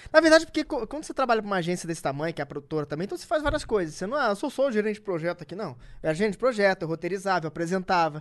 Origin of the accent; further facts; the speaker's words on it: Rio de Janeiro, Brazil; eu sou nascido e criado na Cidade de Deus